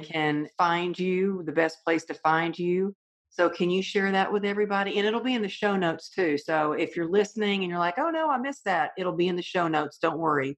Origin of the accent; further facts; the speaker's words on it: the South, United States; Growing up in the South, you know, you're taught manners, and we always wrote thank you notes for everything we got.